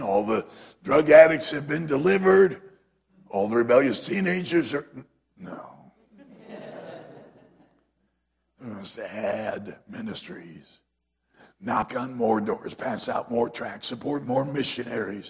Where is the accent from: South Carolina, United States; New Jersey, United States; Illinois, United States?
South Carolina, United States; I'm from South Carolina, so I know that y'all is not plural, y'all is singular